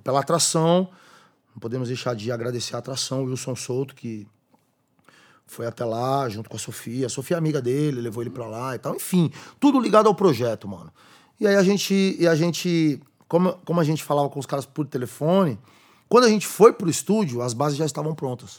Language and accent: Portuguese; São Bernardo do Campo, São Paulo, Brazil; Eu ajudei a escrever o nome da minha quebrada na pedra